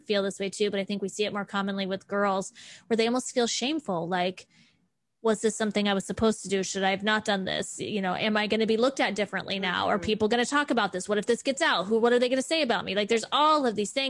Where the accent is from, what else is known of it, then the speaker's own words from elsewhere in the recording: Florida, United States; I grew up in Florida